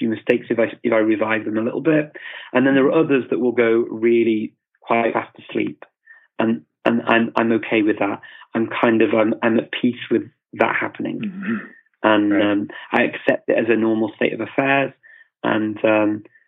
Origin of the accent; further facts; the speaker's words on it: England, United Kingdom; also born or lived in Macedonia / Indonesia; now in North Macedonia; saya dari English, I'm from England or the UK.